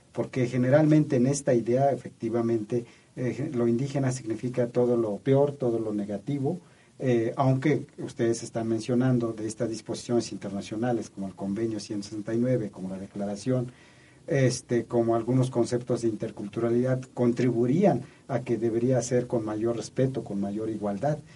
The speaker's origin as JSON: {"language": "Spanish", "country": "Mexico", "said": "como mexicanos"}